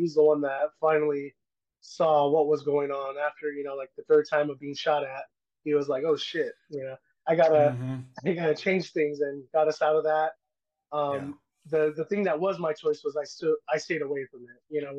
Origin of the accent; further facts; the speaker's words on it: California, United States; Well, I grew up mainly in California. We moved all around, place to place, never really had a stable homesteading.